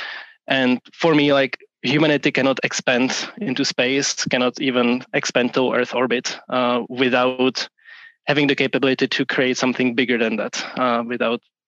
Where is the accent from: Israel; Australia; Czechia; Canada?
Czechia; Prague; moved away as an adult; also born or lived in upstate New York, United States; now in Portland, United States; I'm originally from Prague, from Czech Republic, even though I now live on the west coast of the US in Portland